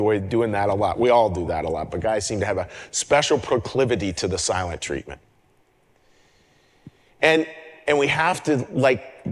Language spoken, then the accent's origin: English; Western Pennsylvania, United States; I grew up in Western Pennsylvania